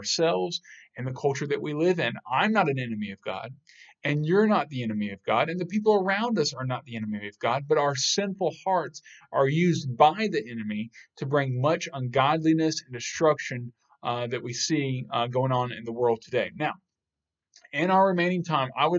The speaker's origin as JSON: {"language": "English", "country": "United States", "tie": "born or raised there", "said": "I was born in America"}